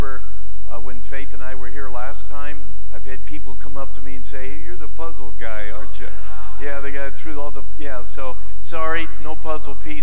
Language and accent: English; California, United States; I'm from California